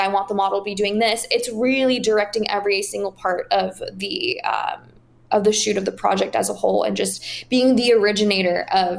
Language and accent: English; Paris, Île-de-France, France; also born or lived in Washington, DC, United States; I'm originally from Paris, France. I grew up between DC and Paris. So … is homage to my my French side.